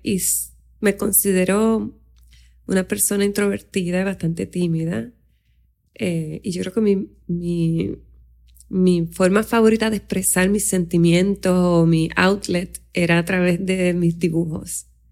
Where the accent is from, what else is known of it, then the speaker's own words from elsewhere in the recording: Aguadilla, Puerto Rico; now in San Juan metropolitan area, Puerto Rico; yo nací en Aguadilla, en un pueblo pequeño